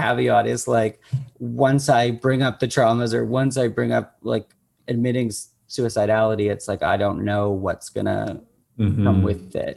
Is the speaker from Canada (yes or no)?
yes; Oakville, Ontario, Canada; I end up in my hometown